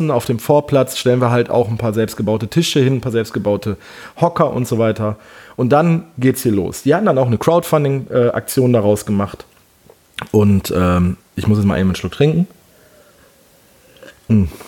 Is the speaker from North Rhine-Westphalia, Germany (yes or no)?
yes; Wesel, North Rhine-Westphalia, Germany; Denn hier bei uns in Wesel gibt es, äh, äh, beziehungsweise die Stadt Wesel ist so um die 800 Jahre alt. Die hat früher mal eine Festungsmauer gehabt. Wesel war mal eine Hansestadt, also meine Heimatstadt.